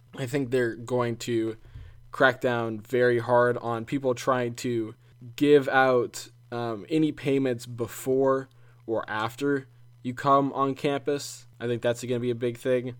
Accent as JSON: {"language": "English", "region": "South Carolina", "country": "United States", "tie": "born or raised there", "said": "my home state, South Carolina"}